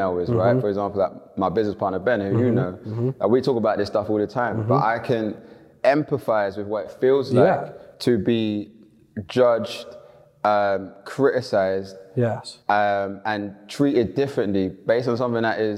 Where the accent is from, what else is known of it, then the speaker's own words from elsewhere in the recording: London, United Kingdom; I grew up in Elephant and Castle in the 90s.